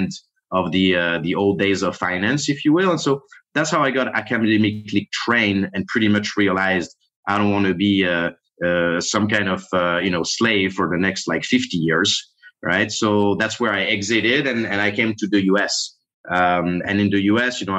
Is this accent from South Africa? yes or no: no; Monaco; English is a second language; moved away as an adult; now in United States; I grew up south of France, technically in a smaller country, Monaco, which is, it's like separate country, actually the second smallest country in the world